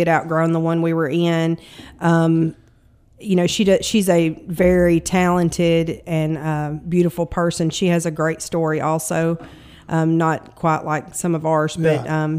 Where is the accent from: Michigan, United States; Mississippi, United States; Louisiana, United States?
Mississippi, United States; Burnsville; I grew up in Burnsville. I actually grew up in a little community called Cairo.